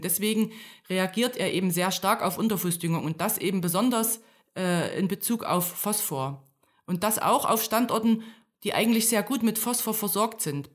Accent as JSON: {"language": "German", "region": "Thuringia", "country": "Germany", "tie": "born or raised there", "also_born_or_lived": "Berlin", "moved": "as an adult", "said": "Ich, ich komme aus Thüringen. Ich bin in einem kleinen Dorf aufgewachsen und dann zum Studium nach Berlin gekommen"}